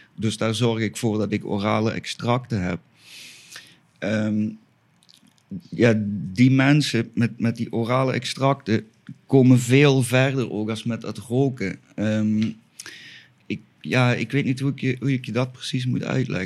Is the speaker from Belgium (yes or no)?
yes; Flanders, Belgium; moved away as an adult; now in Spain; ik kom toch dan weer uit België